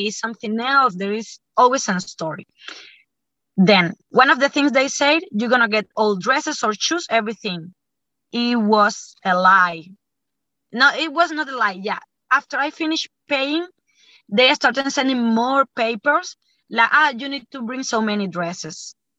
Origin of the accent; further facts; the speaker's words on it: Cuba; I am from Cuba.